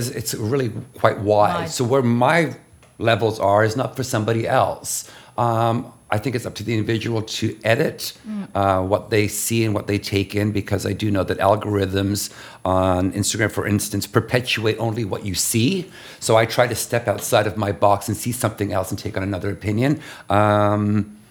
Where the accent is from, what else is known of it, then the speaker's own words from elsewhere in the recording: Canada; also born or lived in London / Toronto, Canada / Los Angeles, United States / China; now in New York, United States; growing up in Canada